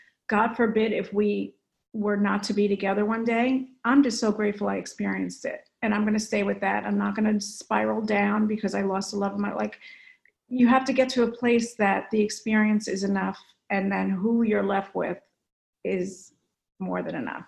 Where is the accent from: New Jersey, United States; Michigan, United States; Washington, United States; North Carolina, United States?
New Jersey, United States; now in California, United States; I'm from North